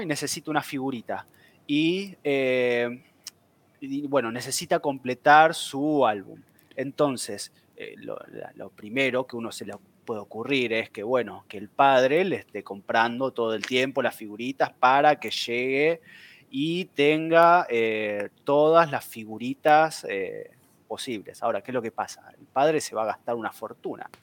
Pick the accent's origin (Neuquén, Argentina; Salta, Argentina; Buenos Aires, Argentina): Buenos Aires, Argentina; soy de Buenos Aires